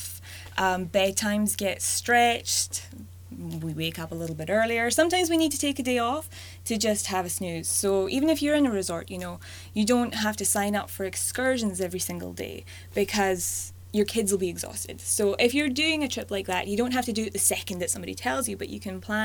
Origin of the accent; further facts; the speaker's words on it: Scotland, United Kingdom; moved away as an adult; also born or lived in Glasgow, Scotland / Alberta, Canada; now in Canada; I was born and brought up in Scotland, so I have a bit of an accent.